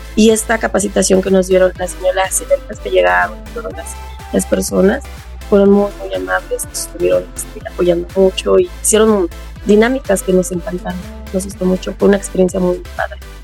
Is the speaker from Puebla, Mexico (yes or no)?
no; Acolma, State of Mexico, Mexico; Soy del municipio de Acolma, del pueblo de Juanala